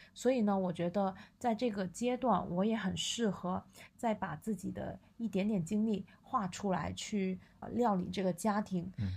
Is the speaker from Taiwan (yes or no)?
no; southern China, China; now in Beijing, China; 我是南方人